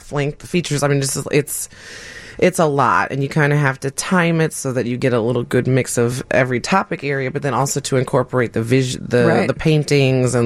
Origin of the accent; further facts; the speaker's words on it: Chicago, Illinois, United States; I'm Chicagoan